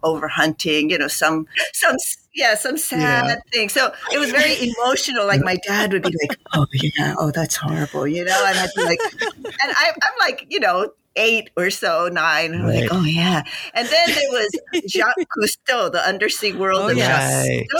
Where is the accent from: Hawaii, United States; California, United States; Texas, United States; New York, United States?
Hawaii, United States; Honolulu; I'm from Honolulu